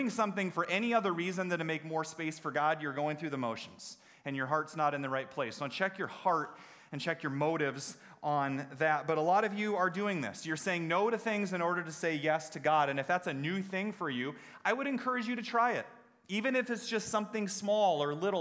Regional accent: United States; as American Christians

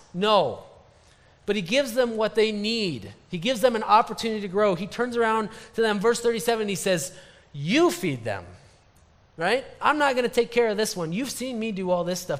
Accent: Story City, Iowa, United States; I worked at a camp just up the road near my hometown, Story City, Iowa

